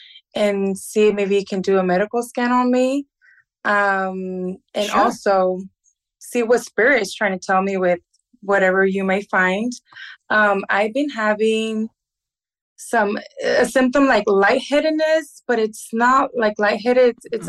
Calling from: Livingston, Texas, United States; I'm calling from Livingston, Texas.

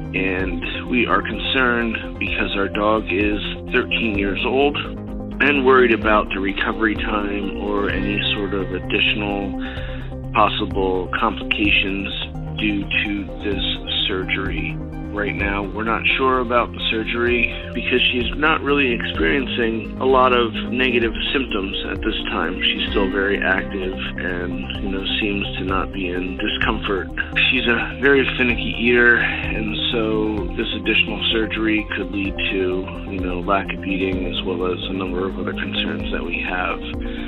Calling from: Philadelphia, Pennsylvania, United States

